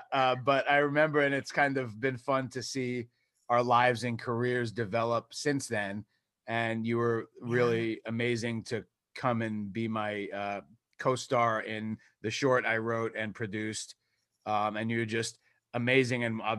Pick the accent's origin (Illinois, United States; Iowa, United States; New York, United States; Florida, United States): New York, United States; like everyone else I grew up like with in New York.